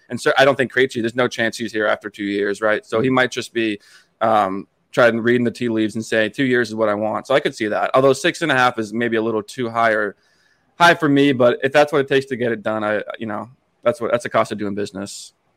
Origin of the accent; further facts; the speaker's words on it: Hanson, Massachusetts, United States; moved away as an adult; also born or lived in New Hampshire; I grew up in Hanson, Massachusetts, which is in the South Shore of Boston